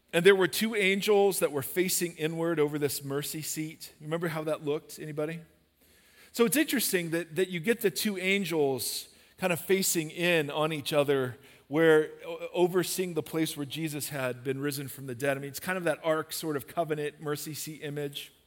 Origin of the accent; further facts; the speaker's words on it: United States; as American Christians